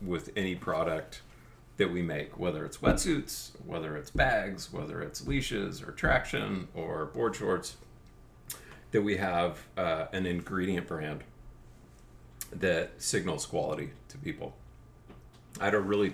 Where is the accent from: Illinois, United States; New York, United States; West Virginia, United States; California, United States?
California, United States; Seal Beach; I grew up in College Park East in Seal Beach, which is on the other side of the 405